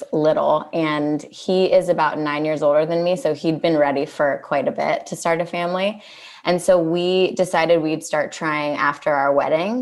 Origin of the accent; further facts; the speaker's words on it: Santa Monica, California, United States; also born or lived in Los Angeles; I am born and raised in Los Angeles and grew up in Santa Monica